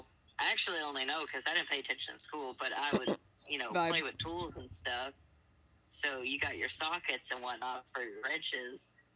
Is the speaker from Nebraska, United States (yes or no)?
no; Kentucky, United States